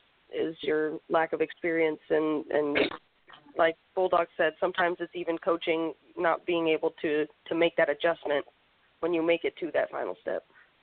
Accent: Los Angeles, California, United States; being in a California LA kid myself

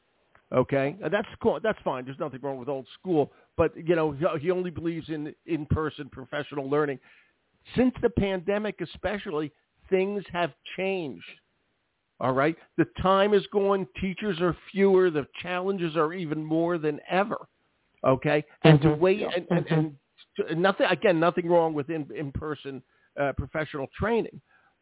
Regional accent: Philadelphia, Pennsylvania, United States; I'm from Philly

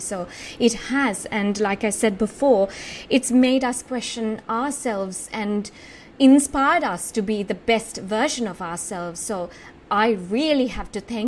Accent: Sri Lanka; I was born in Sri Lanka

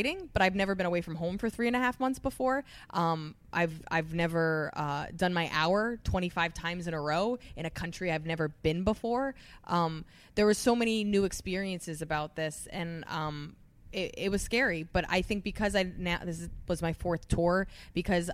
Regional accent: New Jersey, United States; moved away as an adult; now in New York City, United States; I'm so East Coast and I'm so Jersey, New York

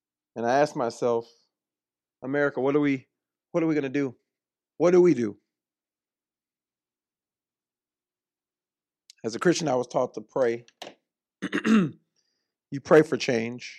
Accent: United States; also born or lived in Orlando; I'm American

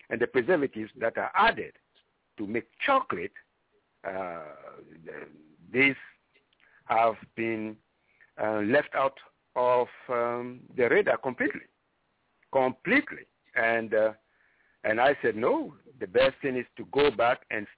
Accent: Libreville, Estuaire, Gabon; moved away; I was born in Libreville, on the sea next to Libreville. So my first citizenship was that of Gabonese

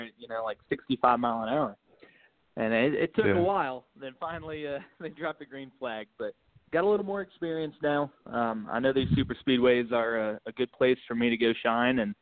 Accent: St. Louis, Missouri, United States; I'm from St. Louis, Missouri

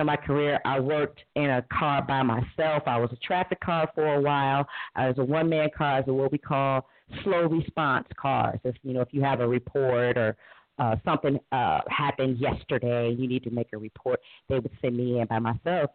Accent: Cleveland, Ohio, United States; I was born and raised in inner city Cleveland

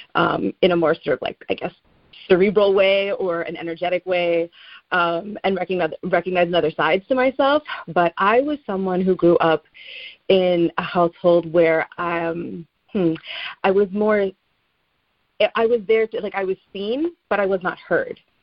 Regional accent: Teaneck, New Jersey, United States; where I grew up in Teaneck, New Jersey

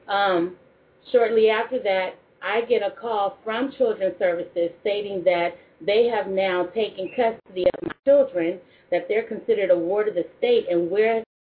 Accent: San Francisco, California, United States; also born or lived in Portland, Oregon; now in Columbus, United States; I'm originally from California, born and raised San Francisco

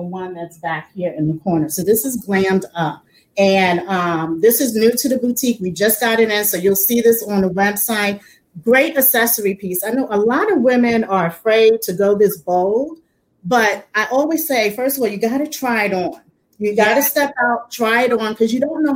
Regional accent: New York, United States; growing up in New York, we had so many different places to go shopping

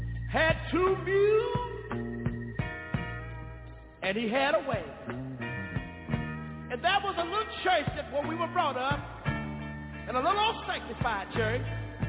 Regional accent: Tyler, Texas, United States; I'm from Tyler, Texas. But that wasn't where I was born. I was born in a little community about 13 miles from Tyler, in a little community that was called Galilee.

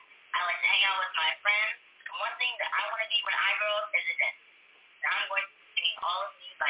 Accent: Burtonsville, Maryland, United States; I'm 15 years old. I'm from Burtonsville, Maryland.

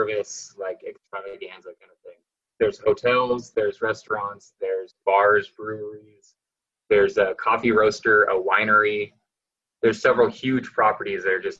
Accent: Portland, Oregon, United States; I was born in Portland

